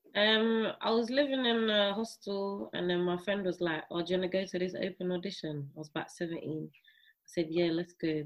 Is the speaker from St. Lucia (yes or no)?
yes; St. Lucia; now in United Kingdom; I grew up in Saint Lucia